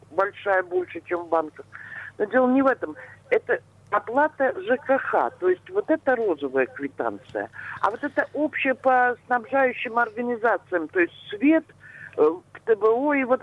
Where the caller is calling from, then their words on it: Pushkin, Saint Petersburg, Russia; Алло, здравствуйте … я из Пушкина.